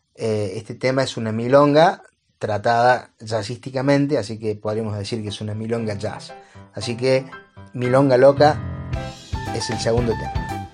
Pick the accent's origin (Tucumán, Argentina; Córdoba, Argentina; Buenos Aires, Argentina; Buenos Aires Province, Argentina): Córdoba, Argentina; soy un pianista de Córdoba, Argentina.